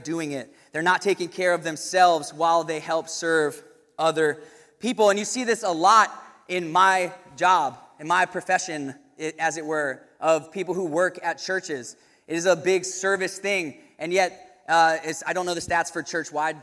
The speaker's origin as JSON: {"language": "English", "town": "Williamsburg", "region": "Virginia", "country": "United States", "tie": "born or raised there", "said": "going to William & Mary in my hometown"}